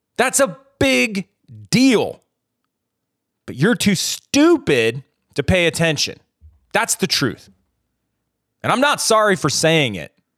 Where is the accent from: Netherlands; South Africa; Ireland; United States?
United States; growing up in America